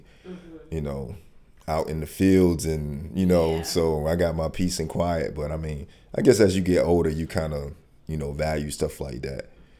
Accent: Wilmington, North Carolina, United States; moved away as an adult; also born or lived in Philadelphia, Pennsylvania; now in Charlotte, United States; Moved to Wilmington with my family when I was really young. Lived down there most of my life. I've been in Charlotte for, it's 2021. It's crazy. It'd be 10 years now. Okay. So I moved up here in 2011.

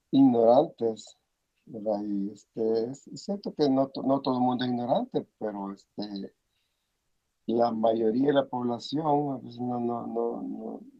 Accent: El Salvador; now in United States; si muchos salimos del Salvador

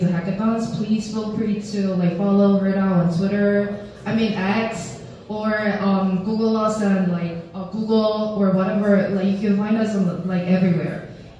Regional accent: South Korea; I'm 100% Korean, I'm born and raised in South Korea.

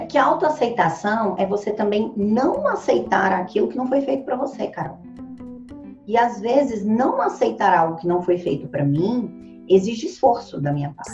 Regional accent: Ceilândia, Federal District, Brazil; Eu nasci na periferia da periferia. Hoje é a maior favela da América Latina. Foi onde eu nasci. Ceilândia, Brasília

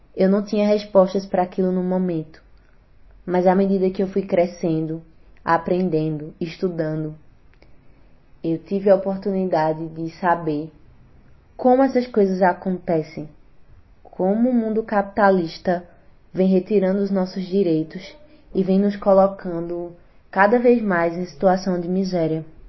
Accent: Garanhuns, Pernambuco, Brazil; sou natural aqui de Garanhuns

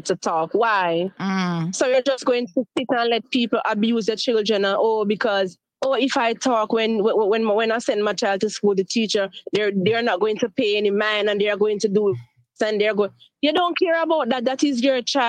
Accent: Jamaica; now in Cayman Islands; I am a Jamaican, I am from Jamaica

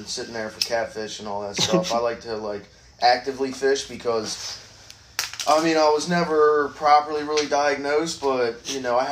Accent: Havre de Grace, Maryland, United States; moved away; I am from Haverty Grace, Maryland

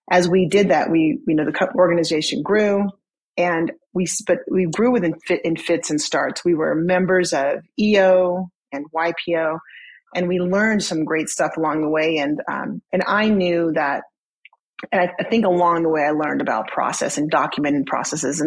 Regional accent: Southern California, United States; I grew up in Southern California

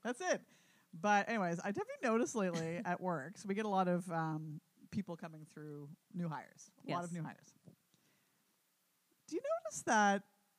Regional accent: Canada; we're Canadian

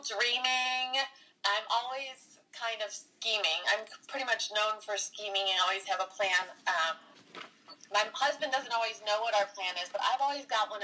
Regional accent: Wisconsin, United States; now in California, United States; After growing up in Wisconsin

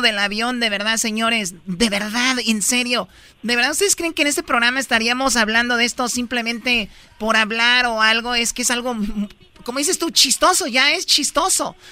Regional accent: Mexico; somos mexicanos

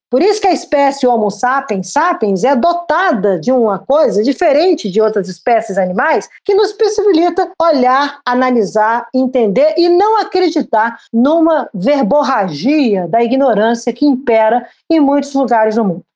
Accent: Brazil

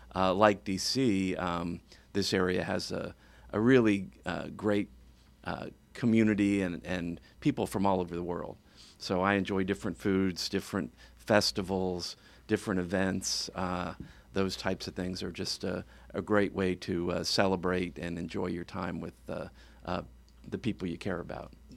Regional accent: suburban Virginia, United States; moved away as an adult; now in Florida, United States; my father was a school teacher and decided that he couldn't make a good living in West Virginia, so he moved us down, uh, outside of D C in Virginia, suburban, uh, Virginia. And I lived there most of my life

